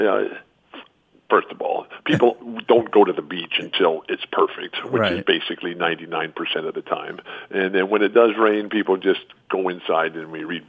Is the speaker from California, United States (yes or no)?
yes; San Diego, California, United States; also born or lived in Pacific Northwest; This is my hometown. Yep. I was born here 66 years ago.